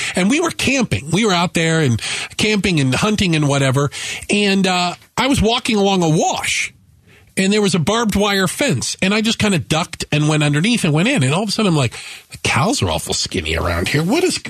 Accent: Tucson, Arizona, United States; Growing up in Tucson

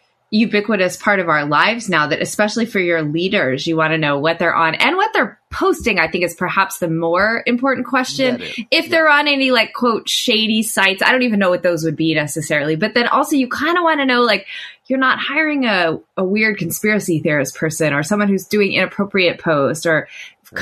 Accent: Oklahoma, United States; It was always a strange thing growing up in Oklahoma

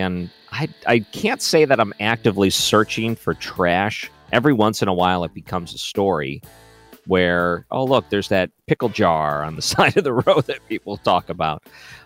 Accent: Michigan, United States; moved away; I grew up in Michigan

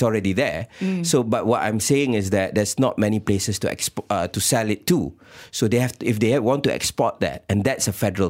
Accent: Malaysia; we need to put the hat of being a Malaysian.

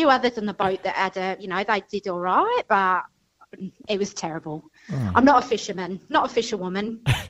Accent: United Kingdom; moved away as an adult; now in Kununurra, Australia; I'm from the UK, just outside of London.

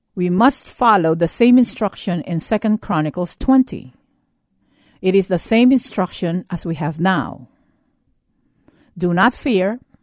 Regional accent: United States; As an American

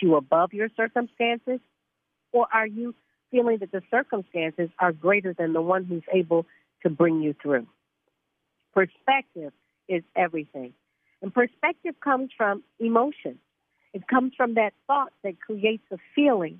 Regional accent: Muskegon, Michigan, United States; also born or lived in London / Barbados; I grew up in a little town called Muskegon, Michigan

